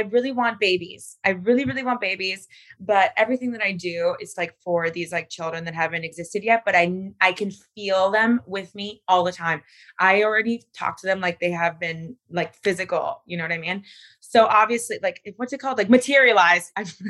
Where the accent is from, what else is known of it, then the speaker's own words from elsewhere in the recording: Miami, Florida, United States; But you know, I'm an East Coast girl. I'm from Miami.